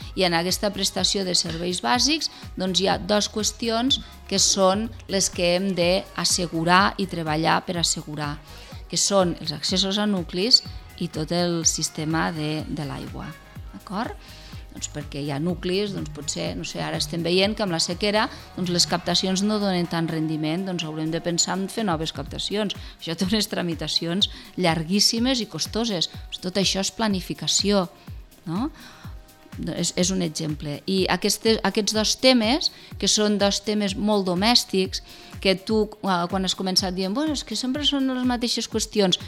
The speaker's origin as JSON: {"language": "Catalan", "town": "Tremp", "region": "Catalonia", "country": "Spain", "said": "jo sóc de Trem"}